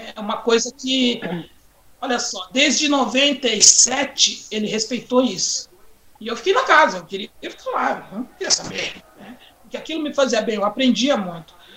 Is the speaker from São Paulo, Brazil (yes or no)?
yes; Carapicuíba, São Paulo, Brazil; nós mudamos de bairro, né, saímos de Santa Terezinha, lá em Carapicuíba, Grande São Paulo, para o Corintinha, mas mais exatamente na Vila Freitas. E nesse bairro Vila Freitas, eu cheguei lá aos 11 anos de idade